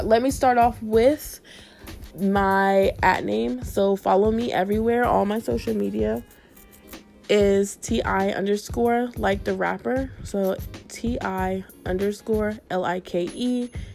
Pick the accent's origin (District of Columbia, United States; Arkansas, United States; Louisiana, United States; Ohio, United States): Ohio, United States; Canal Winchester; moved away as an adult; also born or lived in Columbus, Ohio; now in West Palm Beach, United States; I'm from Columbus, Ohio. Actually, I was raised in Canal Winchester.